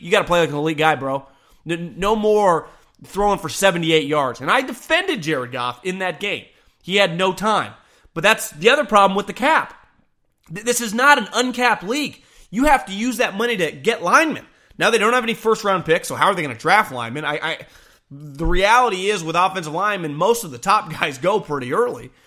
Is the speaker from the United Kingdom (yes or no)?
no; California, United States; born and raised in California